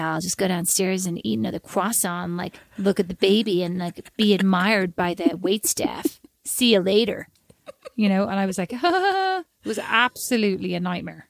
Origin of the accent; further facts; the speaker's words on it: Ireland; I'm Irish.